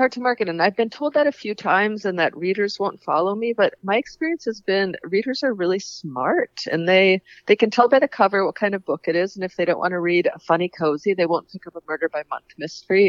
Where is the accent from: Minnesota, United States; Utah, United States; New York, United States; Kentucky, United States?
Minnesota, United States; Paynesville; Painesville, which was my hometown